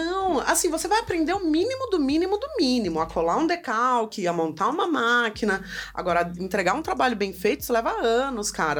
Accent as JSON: {"language": "Portuguese", "town": "Jacareí", "region": "São Paulo", "country": "Brazil", "tie": "born or raised there", "moved": "as an adult", "lives_now": "São Paulo, Brazil", "said": "voltei para Jacareí, que é minha cidade natal."}